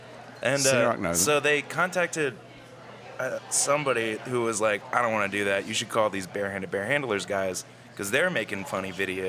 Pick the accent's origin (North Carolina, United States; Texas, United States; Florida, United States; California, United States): Florida, United States; St. Petersburg; also born or lived in Thibodaux, Louisiana; now in New Orleans, United States; I grew up in St. Petersburg, Florida. I was born in Thibodaux.